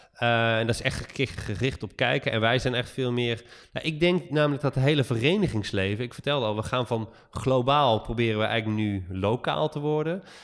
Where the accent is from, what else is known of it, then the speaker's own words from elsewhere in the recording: Netherlands; we echt als Nederlander